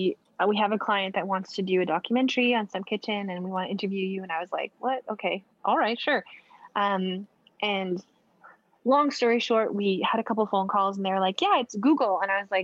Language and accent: English; Edmonton, Alberta, Canada; from my home, like from Edmonton, from my hometown